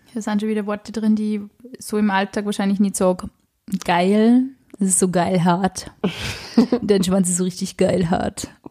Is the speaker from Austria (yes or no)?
yes; Upper Austria, Austria; Also ich bin aus Oberösterreich